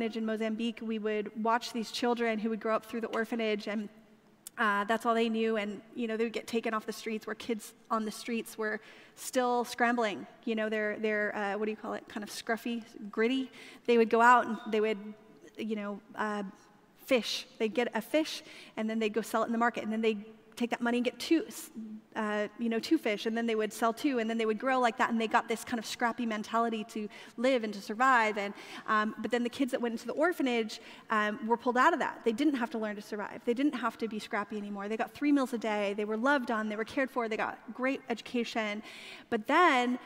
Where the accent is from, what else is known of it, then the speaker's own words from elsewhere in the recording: California, United States; moved away; I grew up in California